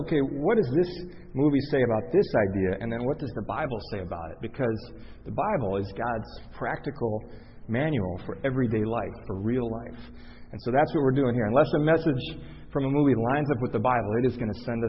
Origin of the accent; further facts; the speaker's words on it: Chicago, Illinois, United States; I grew up in Chicago